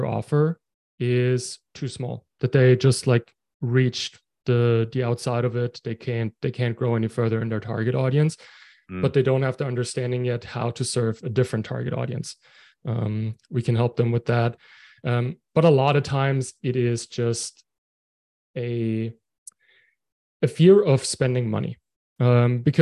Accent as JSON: {"language": "English", "country": "Germany", "moved": "as an adult", "lives_now": "Halifax, Canada", "said": "I'm from Germany, living in Canada right now."}